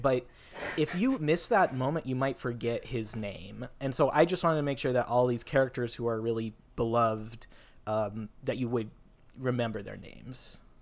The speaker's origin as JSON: {"language": "English", "town": "Federal Way", "region": "Washington", "country": "United States", "tie": "born or raised there", "said": "my hometown, uh, Federal Way, Washington"}